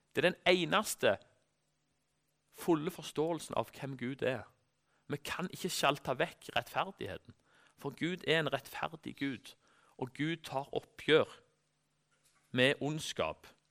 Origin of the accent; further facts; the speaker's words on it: Norway